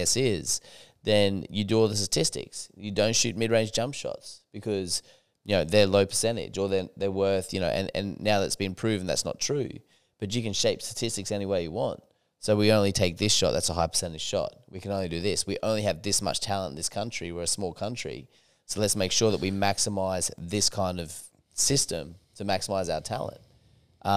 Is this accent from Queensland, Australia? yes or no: yes; Townsville, Queensland, Australia; They're like friends of mine who I grew up in Townsville